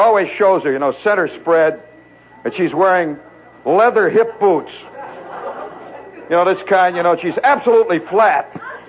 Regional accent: Midwest, United States; now in New York, United States; I come from the Midwest.

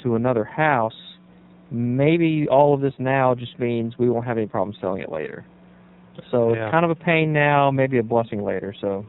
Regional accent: Gardendale, Alabama, United States; my hometown paper where I grew up, which is here in Gardendale.

